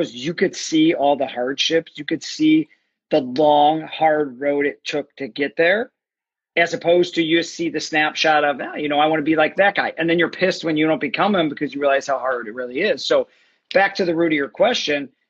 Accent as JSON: {"language": "English", "town": "Chicago", "region": "Illinois", "country": "United States", "said": "I'm from Chicago"}